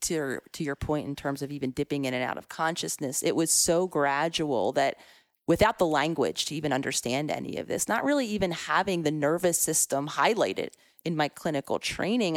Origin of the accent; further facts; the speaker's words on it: Philadelphia, Pennsylvania, United States; I was very much a city girl at heart, born and raised in Philadelphia